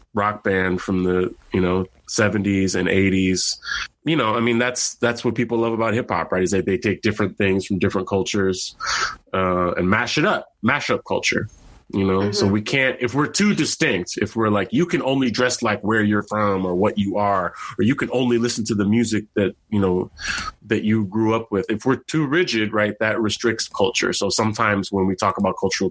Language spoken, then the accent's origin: English; San Francisco, California, United States; when I was a kid growing up in San Francisco